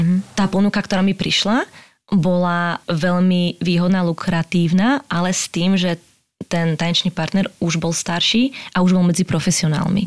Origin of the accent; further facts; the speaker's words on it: Slovakia; moved away as an adult; also born or lived in Prague, Czech Republic / England; now in United States; ja som vlastne z, zo Slovenska odišla, koľko som mal, no hneď po škole, nejakých 20